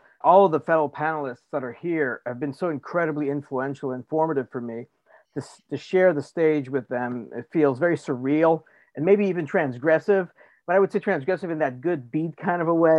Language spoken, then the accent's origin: English; Beauport, Quebec, Canada; moved away; I'm originally from Beauport, Quebec. So I'm Quebecois, which is part of the largest French-speaking community on the American continent. We used to be called French Canadians or Canucks or Canadiens.